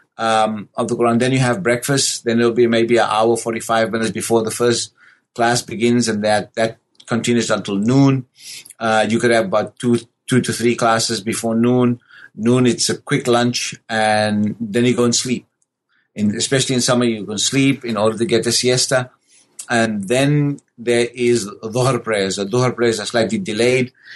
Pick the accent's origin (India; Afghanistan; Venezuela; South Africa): South Africa; born and raised in South Africa